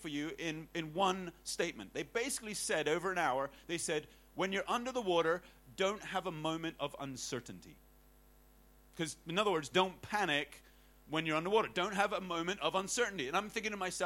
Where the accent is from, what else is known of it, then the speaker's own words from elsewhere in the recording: Hong Kong; growing up in Hong Kong